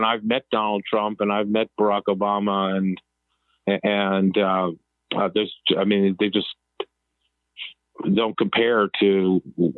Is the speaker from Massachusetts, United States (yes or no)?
yes; Massachusetts, United States; we grew up in Massachusetts